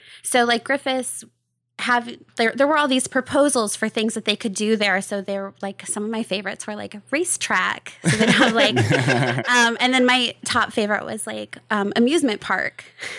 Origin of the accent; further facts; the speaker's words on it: Rome, New York, United States; Yeah, I was born and raised in Rome, New York, and lived there most of my life until I went away to school.